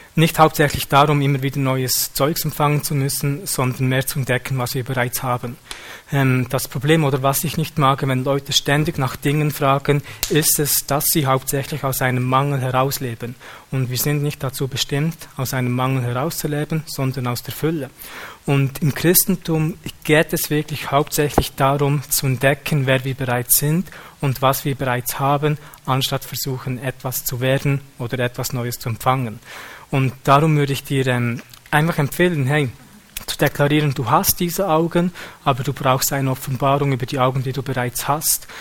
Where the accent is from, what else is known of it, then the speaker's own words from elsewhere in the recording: Switzerland; wir als Schweizer